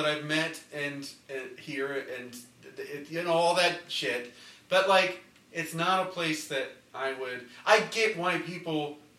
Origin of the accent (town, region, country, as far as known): Lafayette, Indiana, United States